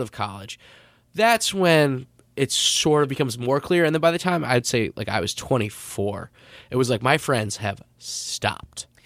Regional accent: Long Island, New York, United States; also born or lived in Villanova, Pennsylvania; I'm from Long Island

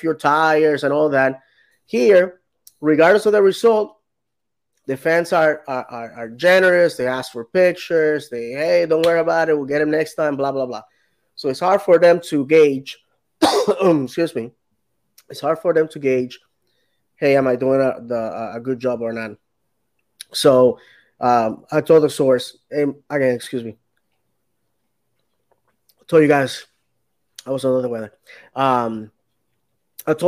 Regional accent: United States; as an American

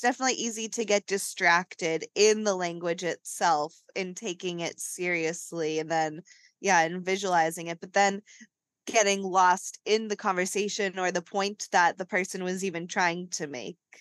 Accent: New England, United States; us growing up in New England

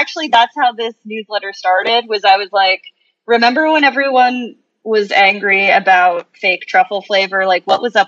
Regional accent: Long Island, New York, United States; moved away as an adult; also born or lived in Brooklyn, New York; now in Puerto Rico; I grew up on Long Island

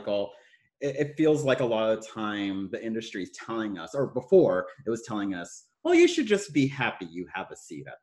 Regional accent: Texas, United States; also born or lived in San Francisco; I am from Texas. Both Amanda and I are from Texas

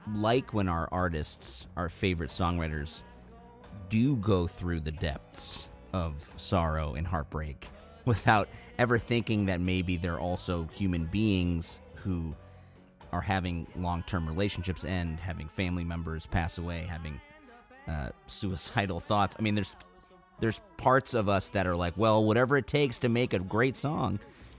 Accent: Chicago, Illinois, United States; I'm from the North Side, so technically I should be a Cubs fan

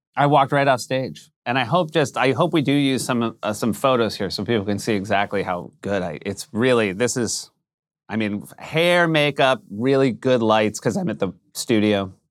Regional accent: New Hampshire, United States; moved away; I come from a very white part of New Hampshire

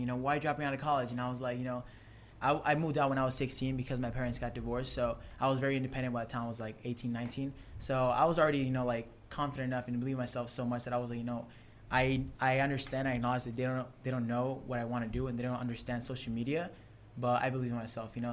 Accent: San Diego, California, United States; also born or lived in Tijuana, Mexico; I grew up in San Diego, and I lived in um, Tijuana, Mexico

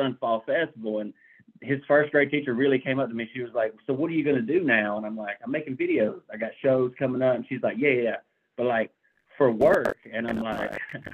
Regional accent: Muscadine, Alabama, United States; now in Oxford, United States; I'm from Muscadine, Alabama. We've got like 14 people that live there.

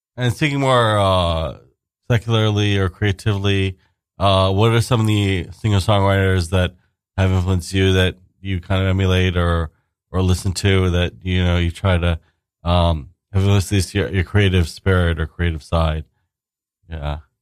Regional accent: New York City, New York, United States; moved away; also born or lived in New Jersey / Queens / Brooklyn; I grew up in Staten Island actually myself.

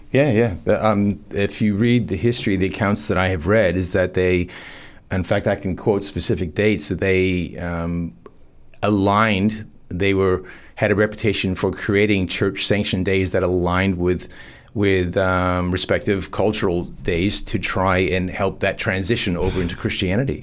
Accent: farm town north of Toronto, Ontario, Canada; moved away as an adult; also born or lived in Bondi; now in Newcastle, Australia; growing up in Canada, uh, about an hour on a f, farm town north of Toronto

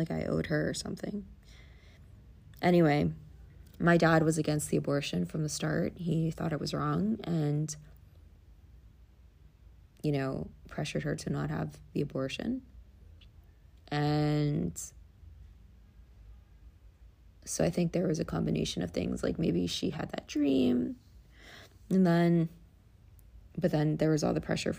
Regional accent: New York City, New York, United States; We grew up in the Bronx, you know. The Bronx was not an easy life

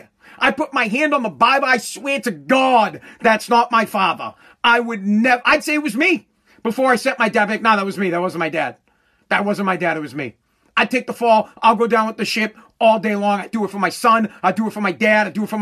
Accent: United States; I'm an American no matter what. But my dad's from Italy.

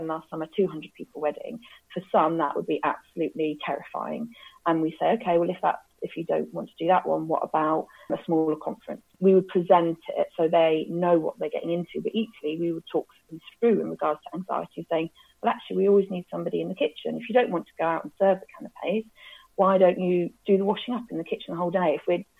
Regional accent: Cambridge, East of England, United Kingdom; Cambridge is my hometown, I then got a job at a charity called Romsey Mill, which, funnily enough, I went to as a kid

